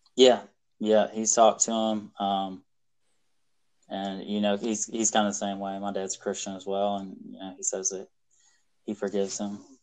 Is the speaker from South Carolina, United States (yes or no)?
yes; South Carolina, United States; also born or lived in Illinois; I was born in Illinois. Um, we moved to North Carolina um, when I was like six months old and lived there for five years, and then moved to South Carolina.